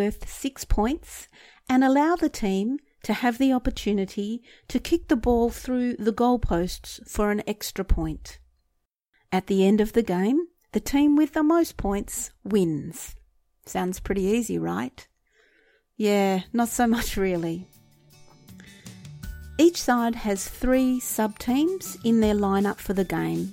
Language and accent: English; Australia; being an Australian